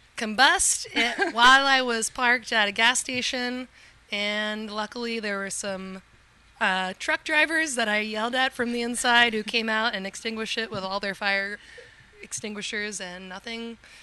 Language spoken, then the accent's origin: English; Western Virginia, United States; moved away; I grew up in Virginia, on a farm, winery, and vineyard out in the mountains. Well, in between the mountains of the Blue Ridge and Appalachian Mountains, Western Virginia. My family has a winery and vineyard there